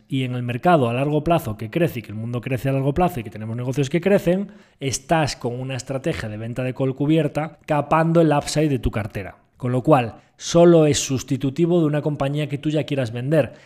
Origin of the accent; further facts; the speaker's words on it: Galicia, Spain; como buen gallego